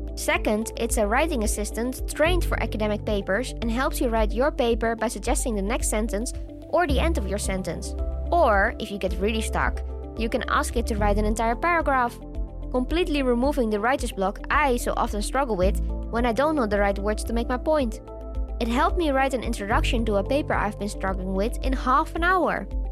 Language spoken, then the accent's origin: English; Australia; as Australian scientists